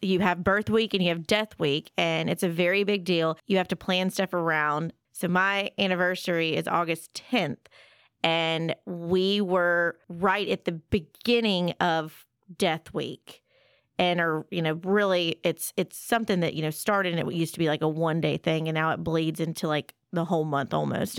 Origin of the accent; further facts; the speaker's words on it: Collierville, Tennessee, United States; I'm from Memphis